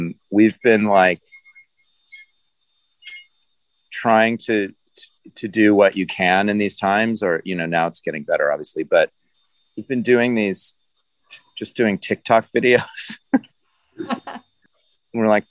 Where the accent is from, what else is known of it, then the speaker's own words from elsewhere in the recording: Los Angeles, California, United States; I grew up in Los Angeles